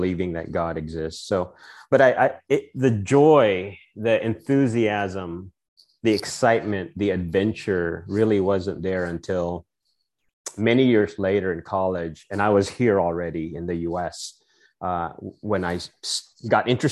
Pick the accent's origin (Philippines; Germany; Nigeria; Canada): Philippines; moved away as an adult; now in United States; So I grew up in the Philippines. Part of my life was spent there